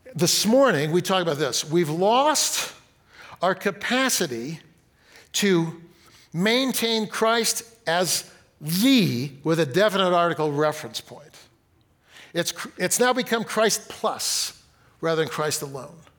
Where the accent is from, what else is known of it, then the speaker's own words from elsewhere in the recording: Fresno, California, United States; I grew up in Fresno, got married in Fresno